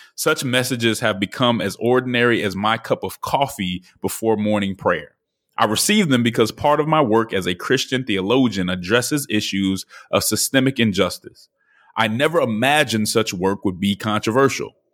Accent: Denver, Colorado, United States; moved away; the city of Denver, which is my hometown.

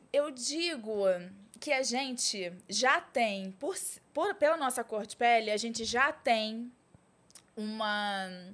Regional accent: Rio de Janeiro, Brazil; Nascida e criada no Rio de Janeiro

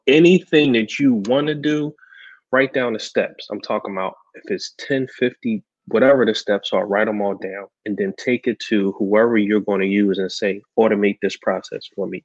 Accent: Philadelphia, Pennsylvania, United States; I grew up in North Philadelphia

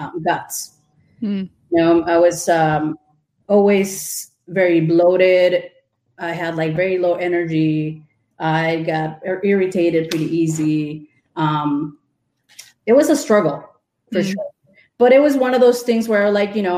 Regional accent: Mexico City, Mexico; moved away as an adult; now in Wisconsin, United States; I grew up in Mexico City, went to school for graphic

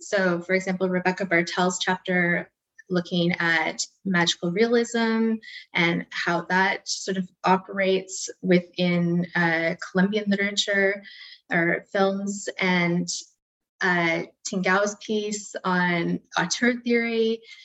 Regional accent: Canada; we're all Canadian

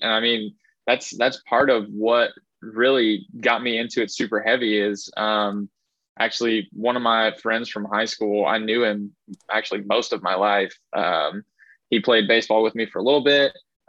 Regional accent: Indiana, United States; Growing up, I grew up here in Southern Indiana.

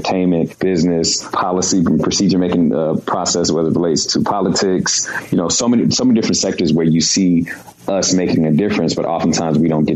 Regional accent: Baltimore, Maryland, United States; now in Los Angeles, United States; my hometown of Baltimore

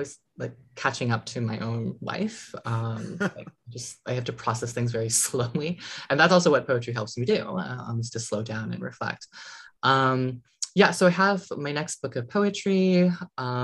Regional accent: New England, United States; growing up in, you know, New England

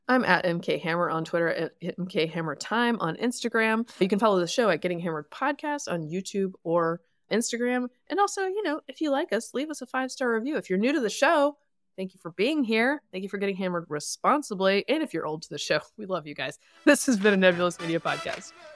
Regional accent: the South, United States; I'm from the South

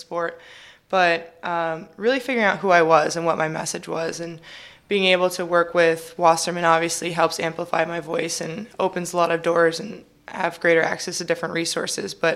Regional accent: Illinois, United States; born or raised there; also born or lived in California

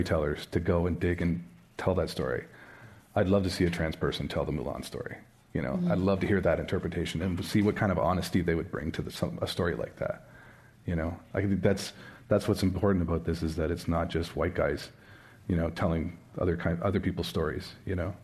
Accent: Chatham, Ontario, Canada; moved away; if it was me growing up, it would have been Chatham, Ontario, which is 3 hours from Toronto, you know, and it would have been moving from that small town

